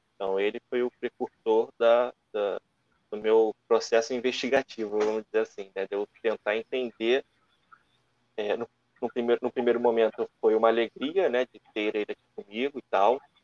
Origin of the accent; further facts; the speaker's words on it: Rio de Janeiro, Brazil; eu sou do Rio de Janeiro, né? mais especificamente da Ilha do Governador, que é a zona norte aqui do Rio